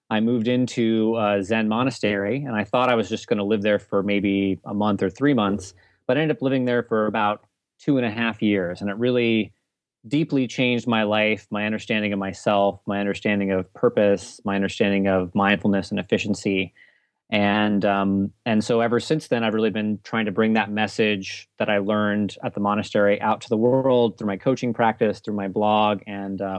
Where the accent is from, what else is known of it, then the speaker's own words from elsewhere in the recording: Nashville, Tennessee, United States; also born or lived in Germany; I was born in Germany. I grew up. Uh, my dad was in the Air Force, and um, I mostly spent most of my time growing up in Nashville, Tennessee.